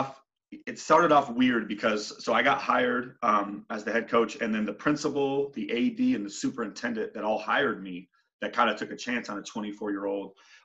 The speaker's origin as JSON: {"language": "English", "town": "Albuquerque", "region": "New Mexico", "country": "United States", "tie": "born or raised there", "moved": "yes", "lives_now": "Phoenix, United States", "said": "I'm born and raised in Albuquerque, New Mexico, and I played at Manzano High School."}